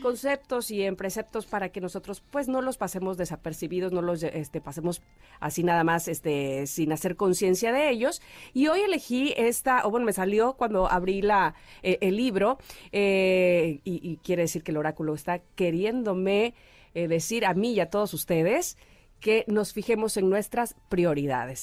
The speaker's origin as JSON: {"language": "Spanish", "region": "Veracruz", "country": "Mexico", "also_born_or_lived": "Mexico City", "moved": "as an adult"}